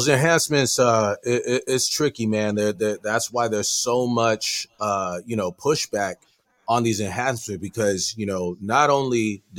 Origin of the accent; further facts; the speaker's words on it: San Diego, California, United States; I am. Born and raised.